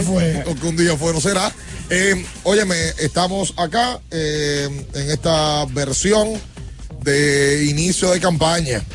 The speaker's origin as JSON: {"language": "Spanish", "country": "Mexico", "moved": "yes", "lives_now": "Dominican Republic", "said": "desde México representante de nuestros amigos de Tequila Volcán, de mi tierra"}